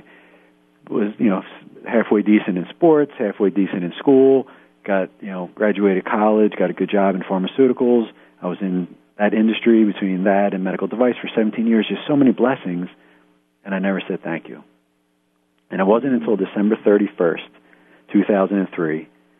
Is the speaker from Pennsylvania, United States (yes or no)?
yes; outside of Philly, Pennsylvania, United States; we're living in the house I grew up in outside of Philly.